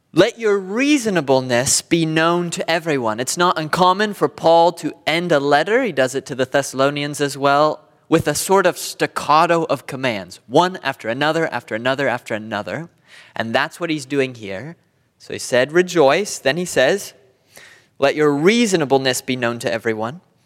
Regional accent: Southern California, United States; I'm from Southern California.

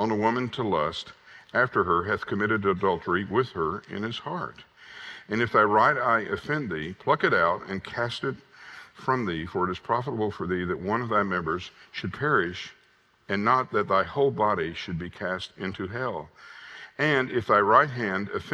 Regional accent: Southwest Arkansas, United States; I was raised in Southwest Arkansas in the 50s and 60s

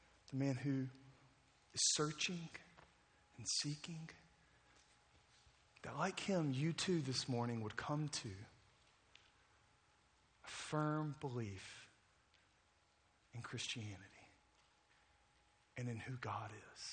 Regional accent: Jackson, Mississippi, United States; moved away as an adult; now in New Orleans, United States; I grew up in Jackson, Mississippi.

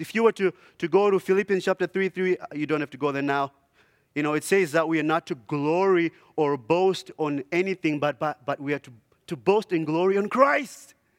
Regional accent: Zimbabwe; moved away; I grew up in, uh, Zimbabwe

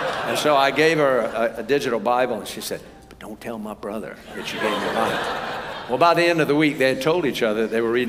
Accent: United States; I'm from America.

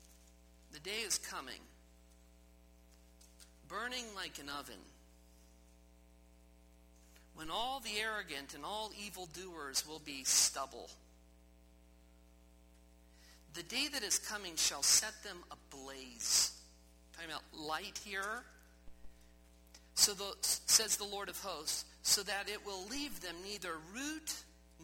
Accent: Midwest, United States; moved away; as a boy growing up in the Midwest, it was flat where I grew up

